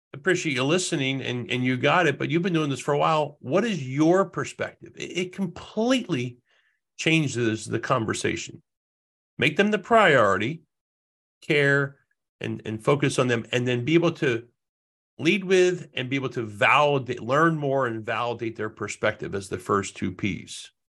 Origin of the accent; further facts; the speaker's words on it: Jersey Shore, New Jersey, United States; now in Rhode Island, United States; I grew, was born and raised in the Jersey Shore. I make my home in Rhode Island now.